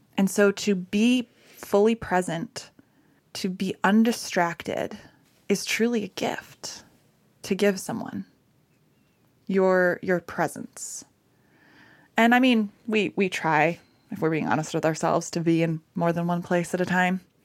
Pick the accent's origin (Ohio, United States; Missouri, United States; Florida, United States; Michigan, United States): Michigan, United States; I'm from Michigan.